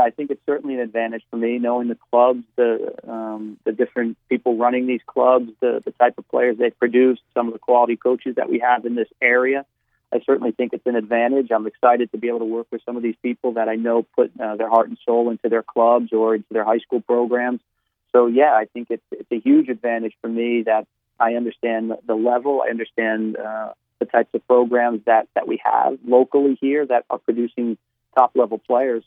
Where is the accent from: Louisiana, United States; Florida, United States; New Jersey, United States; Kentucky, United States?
New Jersey, United States; moved away as an adult; I'm from New Jersey because I feel that that's, um, you know, where I spent my first 22, 23 years of my life